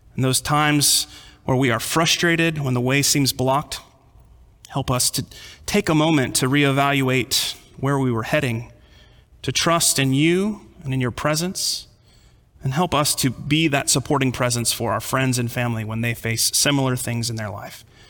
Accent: California, United States; also born or lived in Texas; Growing up in California

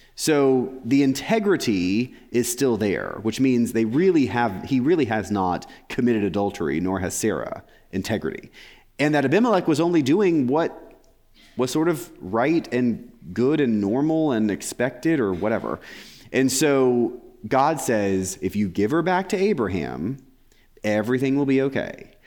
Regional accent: England, United Kingdom; I'm English

